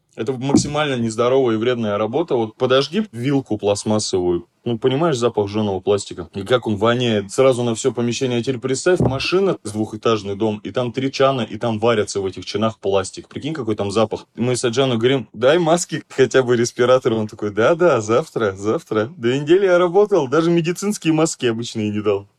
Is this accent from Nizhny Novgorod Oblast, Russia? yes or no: no; Ulan-Ude, Buryatia, Russia; Я говорю, из России